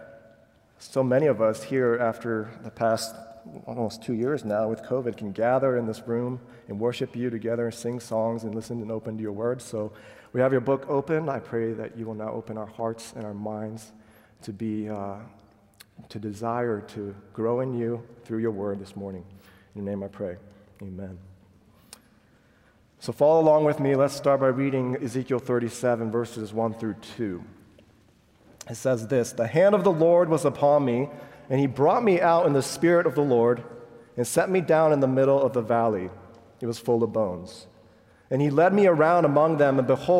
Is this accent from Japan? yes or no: yes; Japan; I was born and raised in Japan, where less than 1% of 126 million people are Christians